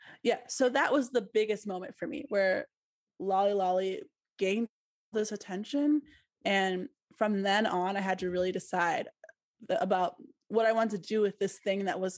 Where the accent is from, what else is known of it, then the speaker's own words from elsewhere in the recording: Milwaukee, Wisconsin, United States; moved away as an adult; also born or lived in Columbus, Ohio; I moved back to Milwaukee, which is my hometown, last July, so 2021